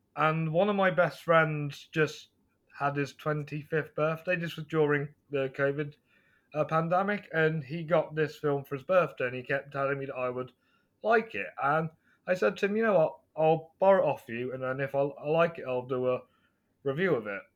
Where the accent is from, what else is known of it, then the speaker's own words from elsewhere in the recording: near Stratford-upon-Avon, West Midlands, United Kingdom; I'm from England, uh, West Midlands, near Stratford upon Avon.